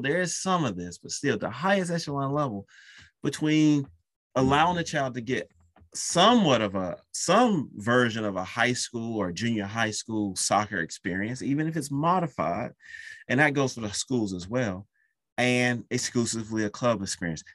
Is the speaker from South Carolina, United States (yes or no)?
yes; South Carolina, United States; I'm from South Carolina